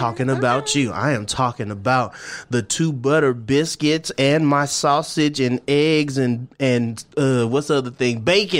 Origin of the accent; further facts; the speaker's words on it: Twentynine Palms, California, United States; also born or lived in the South; 29 Palms. That's right. My hometown is a military town. So I found myself being a California boy, even though we moved around a lot.